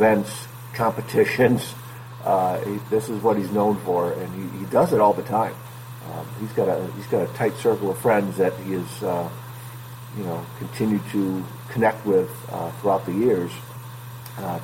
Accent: Northville, Michigan, United States; where I grew up in Northville

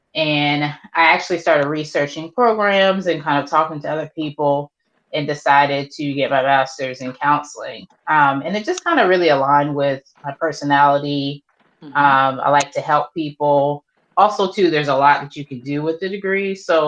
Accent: Baltimore, Maryland, United States; now in Charleston, United States; I'm originally from Baltimore, Maryland, but I've resided in the Charleston area for a majority of my life.

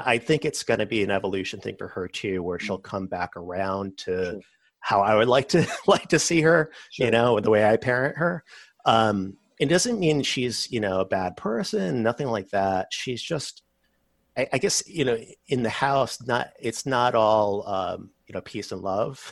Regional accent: Massachusetts, United States; now in Texas, United States; I was growing up in Massachusetts

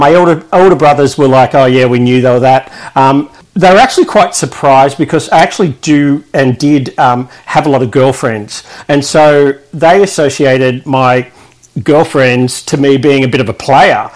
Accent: Sydney, New South Wales, Australia; moved away as an adult; also born or lived in Melbourne; now in Shepparton, Australia; originally I grew up in Sydney, southern Sydney, so the Sutherland Shire

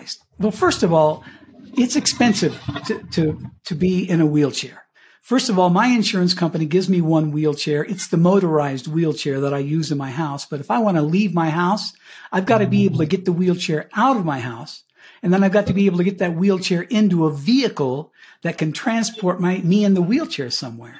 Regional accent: Cañon City, Colorado, United States; moved away as an adult; also born or lived in Miami / Pueblo, Colorado; I grew up in Canyon City, my hometown, in where the state penitentiary is

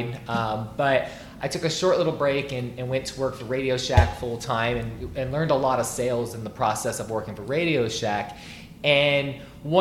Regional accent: Burlington, Iowa, United States; also born or lived in Dubuque, Iowa; now in Des Moines, United States; I'm originally from Burlington, Iowa, southeast Iowa, a smaller area, about 35,000 people or less. And I was originally born in Dubuque, Iowa.

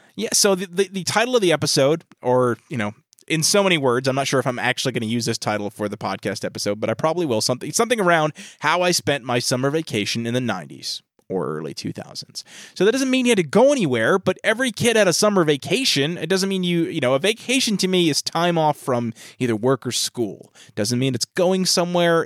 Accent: New York, United States; we're from New York

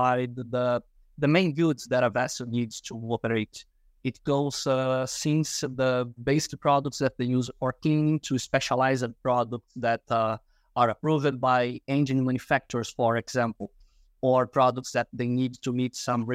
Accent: Rio de Janeiro, Brazil; moved away as an adult; now in Houston, United States; born and raised in Rio de Janeiro, Brazil, based in Houston, Texas now.

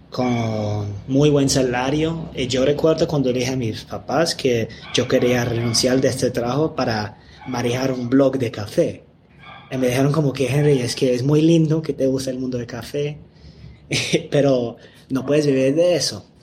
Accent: England, United Kingdom; Spanish is a second language; aunque yo soy de Inglaterra y no soy gringo

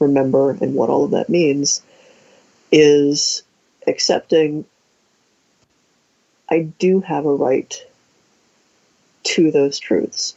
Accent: Ohio, United States; we're both from Ohio, so Midwest

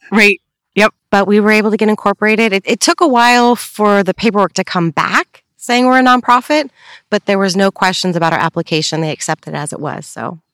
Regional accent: Upland, California, United States; I was born and raised here in Upland

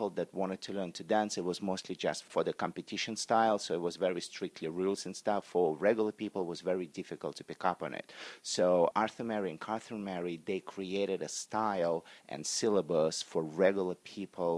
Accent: Russia; moved away as an adult; now in United States; was born and raised in Russia

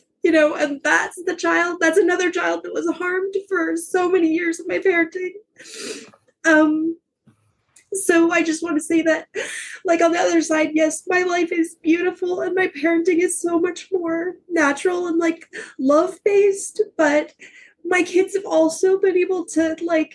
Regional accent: Southern Alabama, United States; moved away; I grew up in Southern Alabama

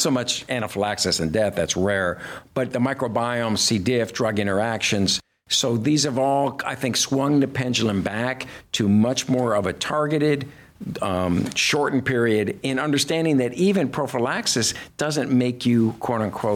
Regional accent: Detroit, Michigan, United States; I grew up in Detroit

